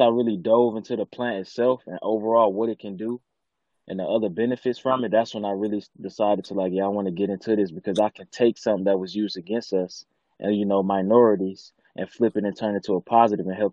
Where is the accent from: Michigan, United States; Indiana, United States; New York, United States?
Michigan, United States; Detroit; I'm from the east side of Detroit, an area called 7 Mile and Van Dyke.